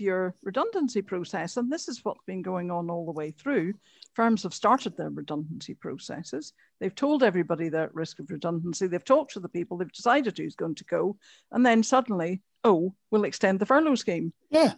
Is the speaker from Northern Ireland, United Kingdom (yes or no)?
yes; Antrim, Northern Ireland, United Kingdom; I'm from Antrim. Beautiful place.